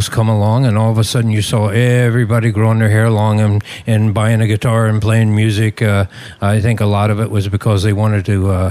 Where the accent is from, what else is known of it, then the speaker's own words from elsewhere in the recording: West Virginia, United States; born there; I grew up in, uh, uh, I didn't grow up, but I was born in West Virginia. And uh, back there, they have fireflies